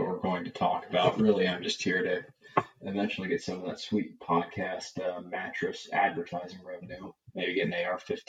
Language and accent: English; Orange County, California, United States; I'm some dude from Orange County, California.